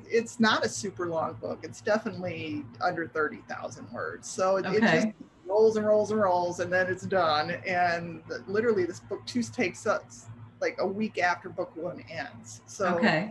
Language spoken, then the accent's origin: English; Midwest, United States; moved away as an adult; now in Florida, United States; I grew up in the Midwest, but I moved to Florida 32 years ago